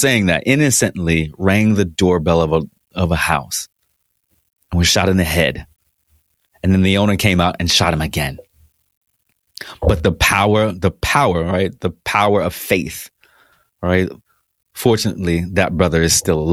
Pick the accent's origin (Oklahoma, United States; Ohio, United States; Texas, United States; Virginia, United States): Virginia, United States; Tidewater; We are both Tidewater boys